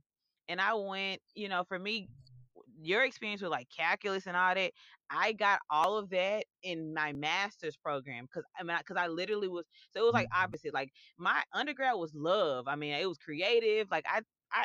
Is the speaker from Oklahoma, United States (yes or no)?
no; Memphis, Tennessee, United States; my hometown of Memphis